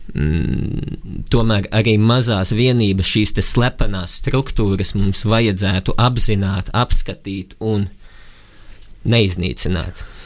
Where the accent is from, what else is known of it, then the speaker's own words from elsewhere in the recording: Latvia; augot uh, Latvijā, brīvā zemē